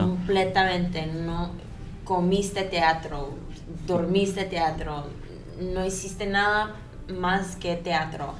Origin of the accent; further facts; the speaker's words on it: United States; Spanish is a second language; also born or lived in Colombia; yo crecí en los Estados Unidos. mudé ahí cuando yo tenía dos años.